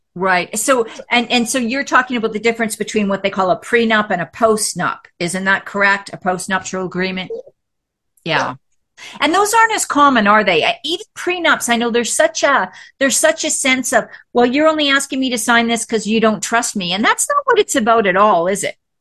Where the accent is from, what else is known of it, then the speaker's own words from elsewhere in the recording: Canada; moved away as an adult; also born or lived in Texas; now in United States; I'm from Canada